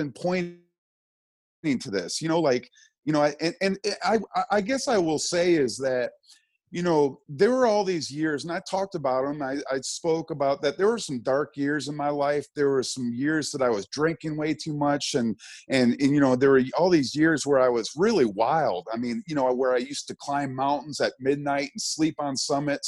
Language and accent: English; Birmingham, Michigan, United States; I grew up in Birmingham, Michigan